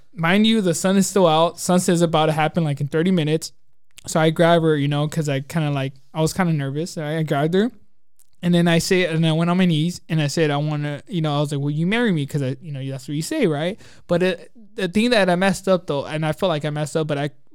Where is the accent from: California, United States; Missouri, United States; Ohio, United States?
California, United States; Glendora; also born or lived in Azusa, California; I grew up in Glendora and Azusa